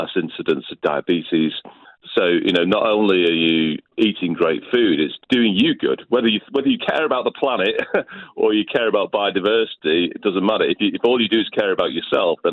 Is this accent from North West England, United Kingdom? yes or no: yes; Liverpool, North West England, United Kingdom; moved away as an adult; I grew up in Liverpool, and my nan was Irish